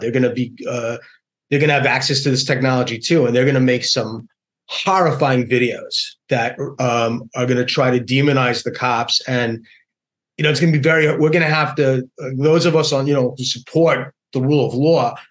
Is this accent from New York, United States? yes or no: yes; New York, United States; my beloved hometown, New York